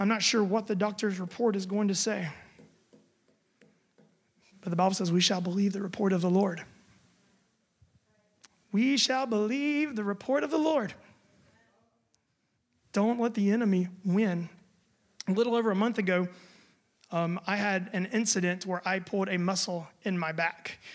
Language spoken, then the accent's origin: English; United States; now in Germany; I'm American